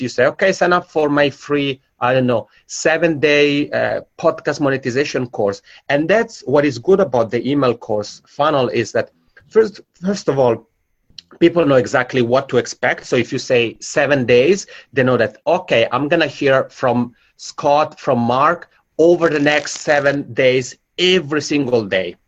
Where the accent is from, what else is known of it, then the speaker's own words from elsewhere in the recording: Italian-speaking part of Switzerland, Italian-speaking Switzerland, Switzerland; accent: macaroni accent; English is a second language; moved away as an adult; now in Helsinki, Finland; I'm originally from the Italian-speaking part of Switzerland, so that's where my macaroni accent comes from, and I've lived here in Helsinki for five years.